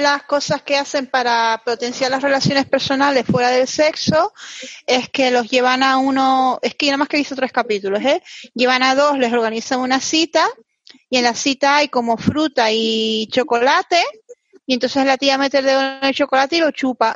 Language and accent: Spanish; Canary Islands, Spain; Yo como canaria